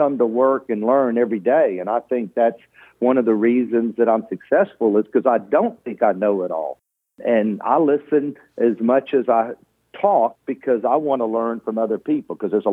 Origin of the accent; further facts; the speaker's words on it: Houston, Texas, United States; growing up in Houston